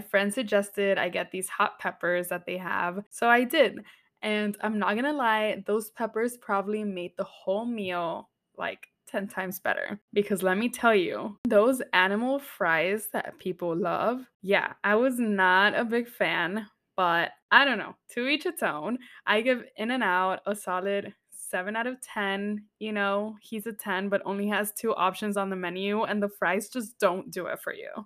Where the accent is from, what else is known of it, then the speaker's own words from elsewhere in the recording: Texas, United States; now in New York City, United States; since I grew up in Texas